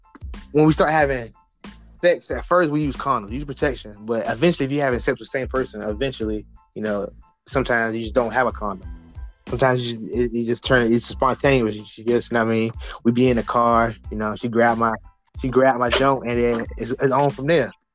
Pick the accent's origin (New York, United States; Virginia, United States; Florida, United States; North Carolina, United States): Virginia, United States; Norfolk; from Norfolk, 757.